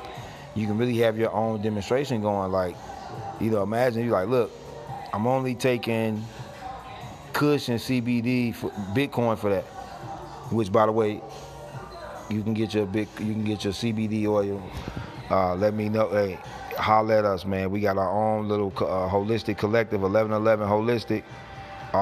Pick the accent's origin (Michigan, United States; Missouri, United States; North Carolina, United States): Missouri, United States; St. Louis; also born or lived in California; now in Los Angeles, United States; St. Louis is an old mob town.